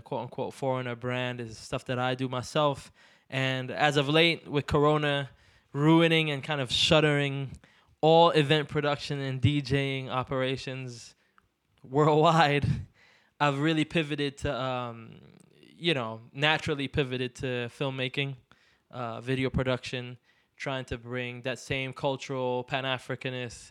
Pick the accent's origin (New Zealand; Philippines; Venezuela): Venezuela; also born or lived in Trinidad and Tobago / Caracas, Venezuela; now in Los Angeles, United States; I was born in Trinidad, moved to Venezuela in the early 90s, spent like a good chunk of my childhood there